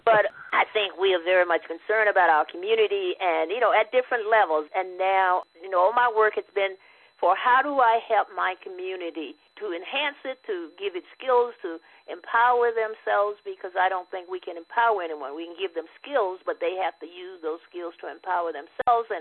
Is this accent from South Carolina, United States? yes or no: yes; Barnwell, South Carolina, United States; Ed and I grew up together down in Barnwell, South Carolina